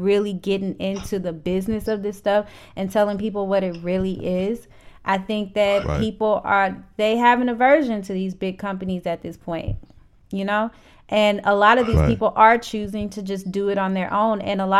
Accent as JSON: {"language": "English", "town": "St. Louis", "region": "Missouri", "country": "United States", "tie": "born or raised there", "said": "And St. Louis really supports their local artists. And that's another thing I appreciate about my hometown. Like, I made it at home before I made it anywhere else."}